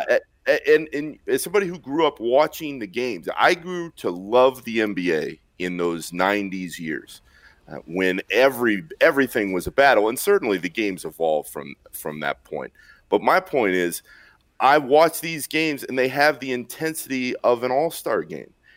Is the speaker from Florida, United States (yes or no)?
yes; Orlando, Florida, United States; I grew up in Orlando